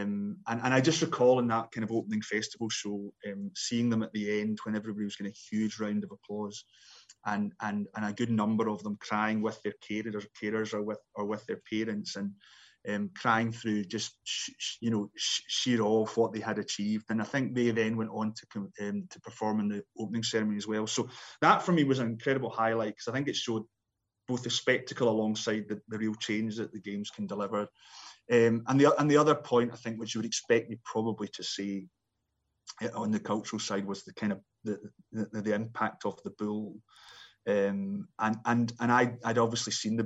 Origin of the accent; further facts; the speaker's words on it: Scotland, United Kingdom; me being a Scotsman